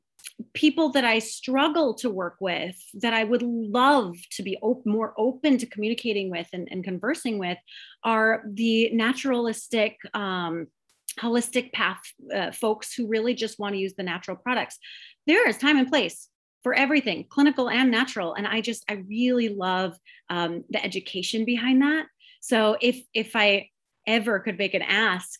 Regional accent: Minnesota, United States; I'm from Minnesota

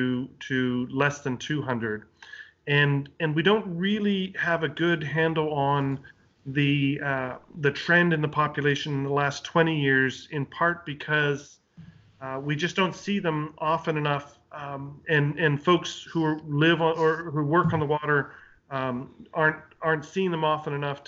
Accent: Canada; moved away as an adult; now in United States; So I'm Canadian originally. I'm born and raised in Canada and worked in both Eastern and Western Canada for a long time.

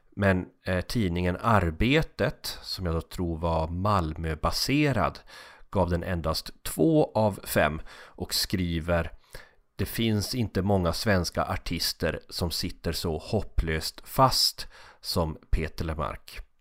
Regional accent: Kalix, Norrbotten County, Sweden; moved away; Hembränt var inte så starkt i Kalix i och med att vi hade så nära till Finland

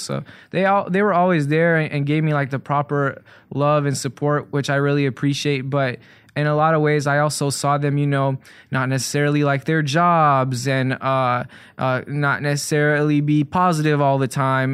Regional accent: Chicago, Illinois, United States; I grew up in Hyde Park up until I was about fourteen

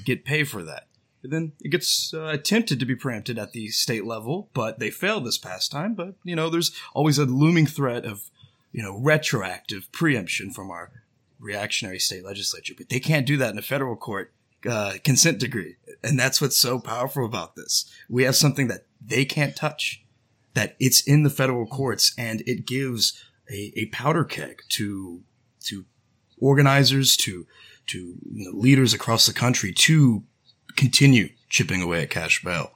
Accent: Houston, Texas, United States; from Houston, just like a good buddy, Franklin, here

